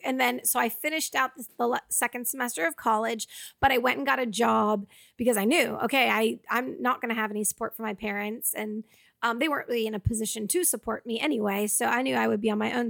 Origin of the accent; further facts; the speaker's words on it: Georgetown, Massachusetts, United States; moved away as an adult; also born or lived in Albuquerque; now in Los Angeles, United States; I grew up in Georgetown